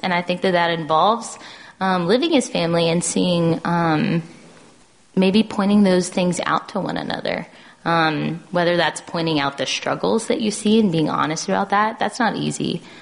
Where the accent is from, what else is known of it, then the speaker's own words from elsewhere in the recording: the South, United States; growing up in the South in a Southern Baptist church